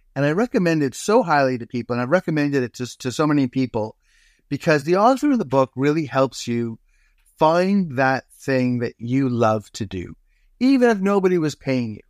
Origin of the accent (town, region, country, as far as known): Toronto, Ontario, Canada; born or raised there; moved away as an adult; also born or lived in Hamilton, Ontario / Dundas, Ontario; now in Tofino, Canada